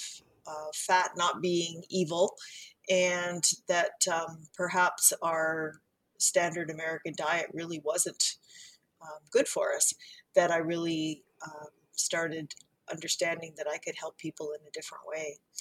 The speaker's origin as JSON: {"language": "English", "country": "Canada", "also_born_or_lived": "Central Ontario", "said": "I am Canadian, a registered dietitian living in Central Ontario"}